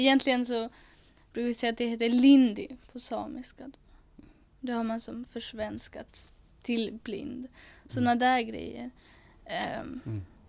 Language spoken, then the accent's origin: Swedish; Umeå, Västerbotten County, Sweden; Jag är 19 eh, år och bor här i Umeå. Uppvuxen här och kommer härifrån staden